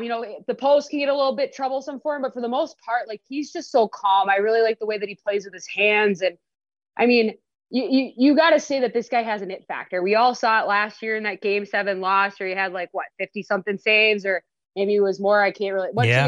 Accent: Minnesota, United States; now in Las Vegas, United States; I'm from Minnesota.

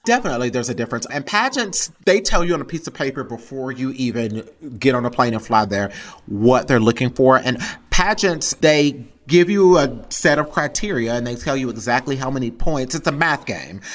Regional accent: Texas, United States; growing up in the South in general and being a queer person of color

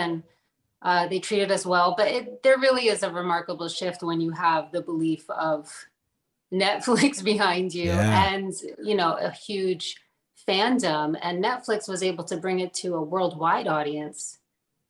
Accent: New Jersey, United States; Born and raised in the States. I guess I would be first generation, right? And in New Jersey. So Colombian Jersey

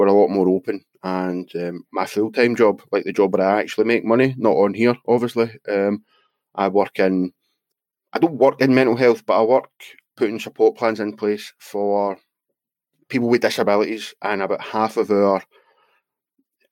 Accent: Scotland, United Kingdom; I'm from Scotland and I don't like my accent

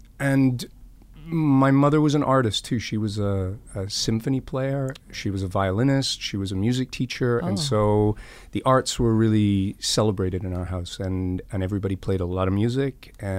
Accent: Scotland, United Kingdom; Yeah, I grew up in Scotland.

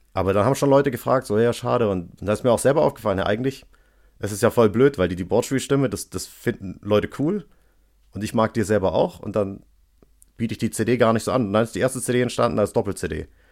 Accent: Stuttgart, Baden-Württemberg, Germany; also born or lived in Göppingen; ich komme aus Stuttgart und ich wohne jetzt bei Göppingen auf dem Dorf

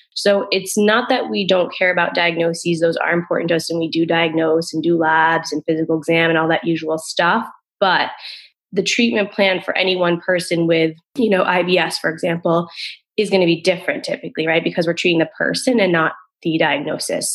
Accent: Rhode Island, United States; moved away; also born or lived in Boston; I grew up in Rhode Island. I was living in Boston at the time.

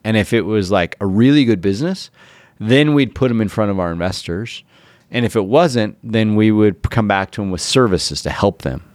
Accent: Ogden, Utah, United States; i'm from o town uh, Ogden, Utah

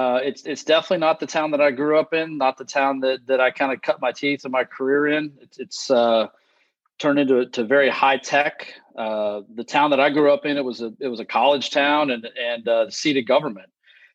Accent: Round Rock, Texas, United States; now in Rockport, United States; So I grew up in the Austin area, kind of North Austin.

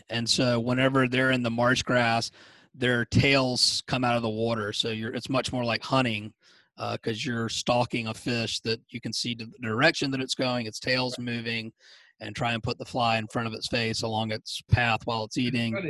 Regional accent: Savannah, Georgia, United States; also born or lived in Wyoming / Colorado; I grew up in Savannah

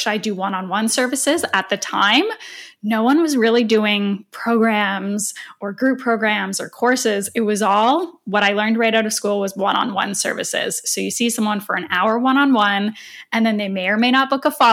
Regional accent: Canada; moved away as an adult; now in Toronto, Canada; I moved back to Toronto, which is 4 hours away from my hometown where I was working

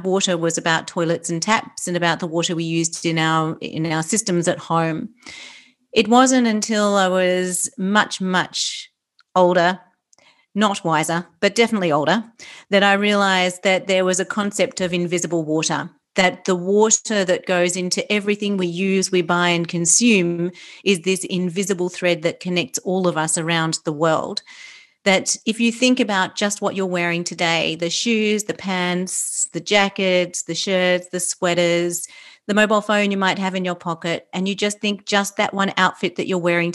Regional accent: Australia; accent: Australian; I'm Australian, obviously, you can tell by my accent

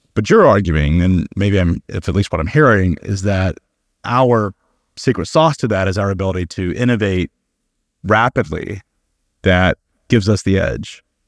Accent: United States; as an American

